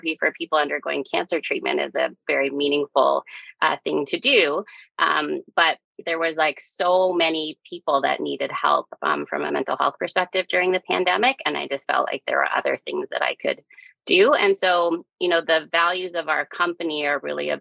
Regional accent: Calgary, Alberta, Canada; moved away as an adult; now in Halifax, Canada; I'm born and raised in Calgary, but I've been in Halifax since 2007

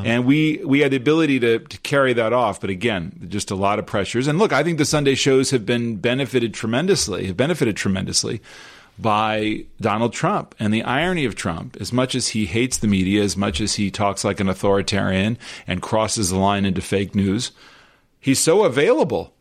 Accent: Los Angeles, California, United States; we grew up in Los Angeles.

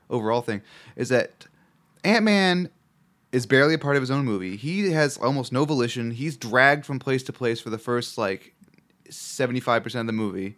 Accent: Chicago, Illinois, United States; accent: Chicago; my Chicago accent

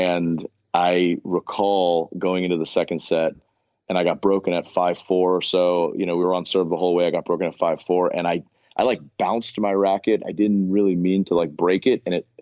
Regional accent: Miami, Florida, United States; growing up in Miami

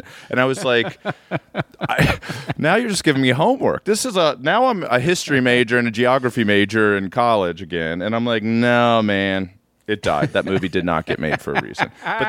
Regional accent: Midwest, United States; I am from the Midwest.

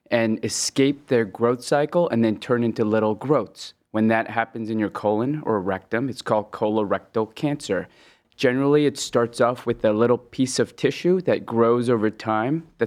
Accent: West Coast, United States; moved away as an adult; also born or lived in Hong Kong; now in Cleveland, United States; So uh, I was born in Hong Kong and I moved to the West Coast when I was 10. Uh, then started my medical training in the Midwest at the Ohio State, and I've been in love with the in love with the Midwest ever since.

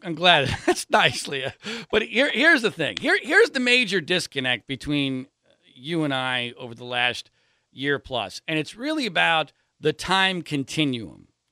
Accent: Pennsylvania, United States; I grew up in Pennsylvania

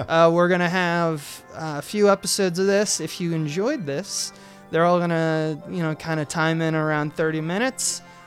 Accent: United States; as American citizens

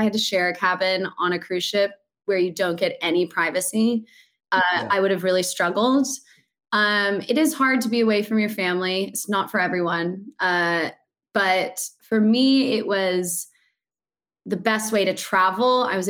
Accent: United States; moved away as an adult; also born or lived in New York; now in London, United Kingdom; I'm American

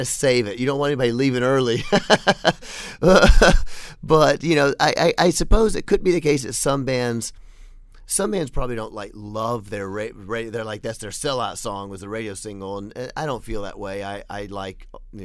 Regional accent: Memphis, Tennessee, United States; I'm from Memphis

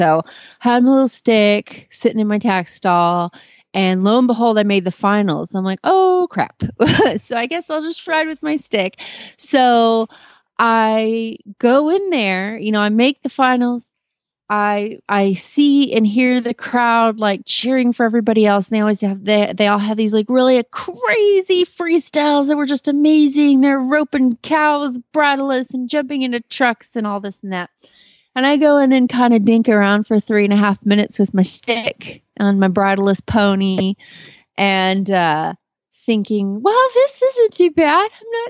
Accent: Kemp, Texas, United States; from Kemp, Texas

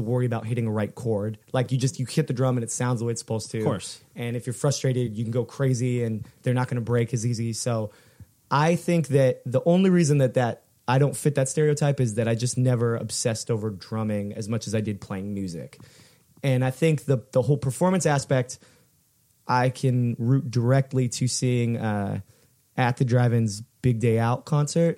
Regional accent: Fullerton, California, United States; we grew up in in in Fullerton

